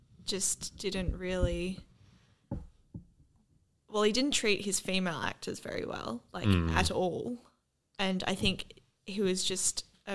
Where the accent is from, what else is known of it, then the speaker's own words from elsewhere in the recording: Australia; we're Australian